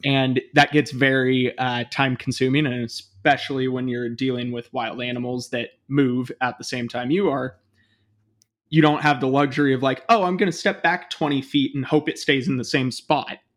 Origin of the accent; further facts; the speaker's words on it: Bay Area, east of San Francisco, California, United States; moved away as an adult; also born or lived in Portland; I grew up in the Bay Area, um, kind of east of, uh, San Francisco